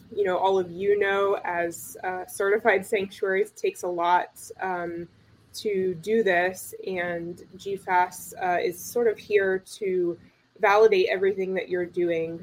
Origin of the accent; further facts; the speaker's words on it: North Carolina, United States; moved away; I'm from North Carolina originally